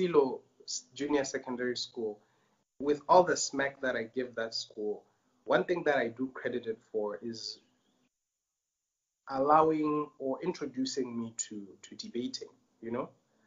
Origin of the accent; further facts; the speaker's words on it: Botswana; moved away as an adult; now in Tanzania; So I'm pretty much like a bred in Botswana boy